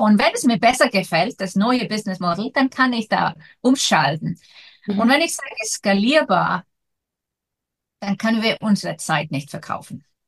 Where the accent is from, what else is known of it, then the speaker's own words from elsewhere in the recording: Iceland; ich komme aus Island